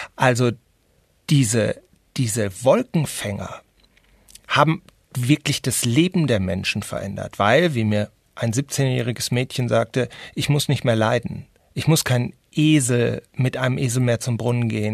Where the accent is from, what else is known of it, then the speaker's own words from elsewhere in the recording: North Rhine-Westphalia, Germany; als Westfale